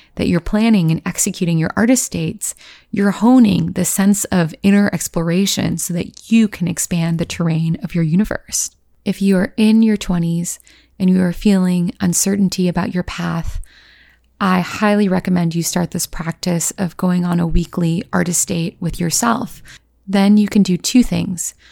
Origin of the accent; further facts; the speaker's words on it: Virginia, United States; moved away as an adult; also born or lived in Los Angeles / New York; I grew up in Virginia